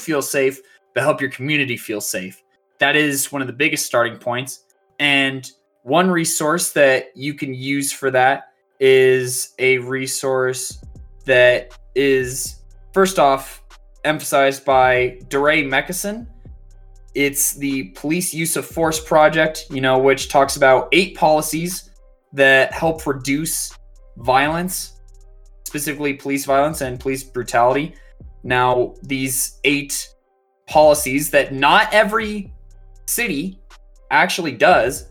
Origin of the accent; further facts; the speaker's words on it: Aurora, Colorado, United States; my hometown of Aurora, Colorado.